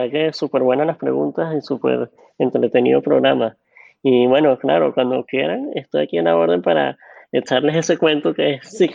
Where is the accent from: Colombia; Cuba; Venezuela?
Venezuela; accent: super Venezuelan; now in New York, United States; Soy, venezolano, venezolano.